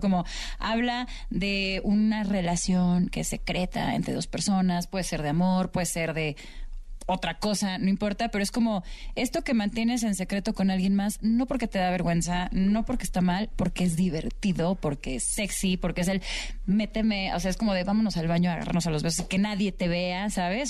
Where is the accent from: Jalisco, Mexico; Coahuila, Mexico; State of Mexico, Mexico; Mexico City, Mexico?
Jalisco, Mexico; Guadalajara; en mi tierra, en Guadalajara